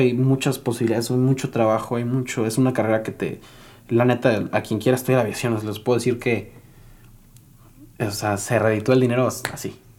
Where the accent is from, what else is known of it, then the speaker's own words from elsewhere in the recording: San Luis Potosí, Mexico; also born or lived in Monterrey; vuelo en San Luis, que es mi ciudad donde yo nací